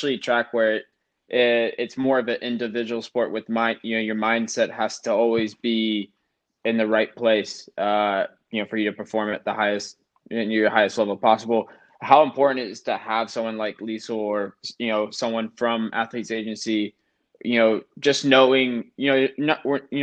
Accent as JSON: {"language": "English", "region": "South Carolina", "country": "United States", "said": "I'm from South Carolina, so the hospitality down south is really welcoming"}